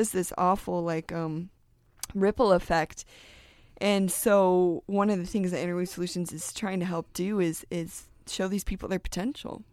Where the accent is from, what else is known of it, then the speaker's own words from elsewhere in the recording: United States; we're American